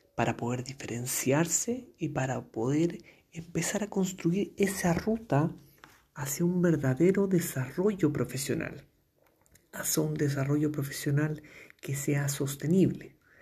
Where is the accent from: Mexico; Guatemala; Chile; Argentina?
Chile; comunicador social de Chile